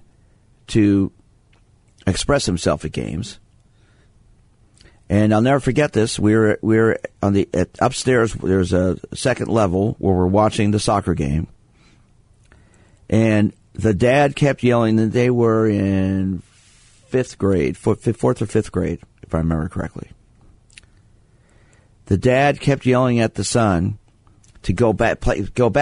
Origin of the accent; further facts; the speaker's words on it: New York City, New York, United States; I was born in Brooklyn, not a small town